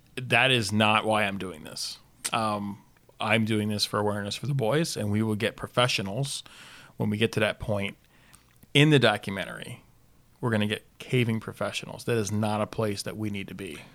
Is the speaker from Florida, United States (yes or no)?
yes; South Florida, United States; I grew up in South Florida